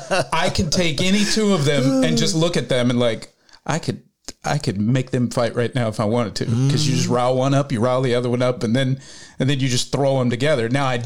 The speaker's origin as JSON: {"language": "English", "region": "West Virginia", "country": "United States", "moved": "yes", "lives_now": "Los Angeles, United States", "said": "So I had just moved here from West Virginia. You're from Kentucky. I'm from West Virginia."}